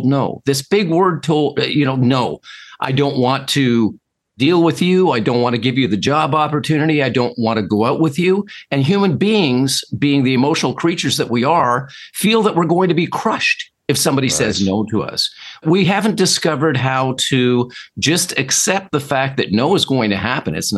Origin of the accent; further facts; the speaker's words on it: Toronto, Ontario, Canada; I'm from Toronto, Canada.